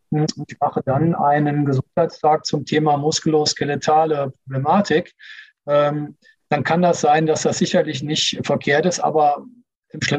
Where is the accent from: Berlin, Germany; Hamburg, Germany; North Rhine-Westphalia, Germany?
North Rhine-Westphalia, Germany; Cologne; Und also ich komme aus Köln, alles, was du zweimal machst, ist eh schon Tradition.